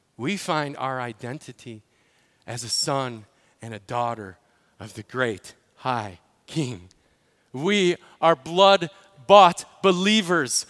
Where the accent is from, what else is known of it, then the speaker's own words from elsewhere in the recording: Illinois, United States; in Illinois, my home state